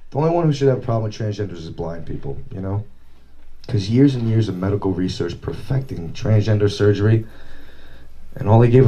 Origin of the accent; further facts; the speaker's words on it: Farmingdale, United States; yeah, I'm from Farmingdale.